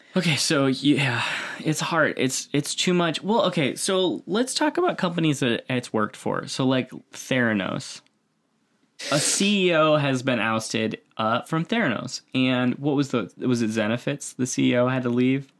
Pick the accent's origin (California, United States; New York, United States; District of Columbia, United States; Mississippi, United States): New York, United States; near Buffalo; moved away; I grew up near Buffalo, so we had, like, snow